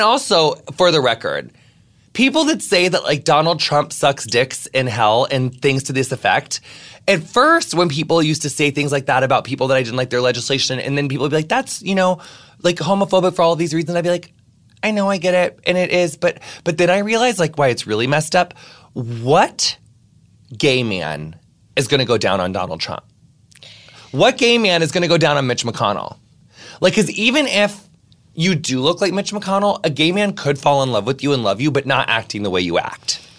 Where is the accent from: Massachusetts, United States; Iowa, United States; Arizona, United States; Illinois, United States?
Illinois, United States; Quincy; my hometown of Quincy, Illinois